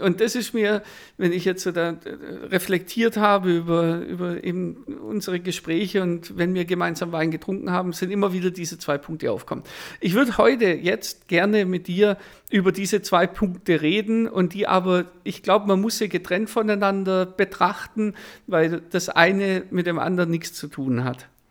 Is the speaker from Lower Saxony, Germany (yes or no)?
no; Swabia, Baden-Württemberg, Germany; wir sind im Schwabenland aufgewachsen